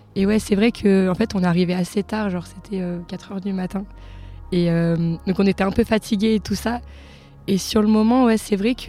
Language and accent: French; France; je viens de Vorep